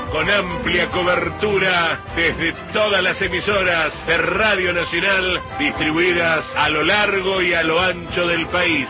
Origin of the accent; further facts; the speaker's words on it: Argentina; moved away as an adult; Yo me fui de Argentina ya hace casi 20 años